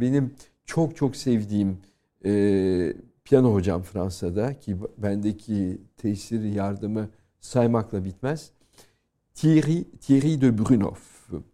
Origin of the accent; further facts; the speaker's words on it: Turkey; now in France; benim doğup büyüdüğüm kültür.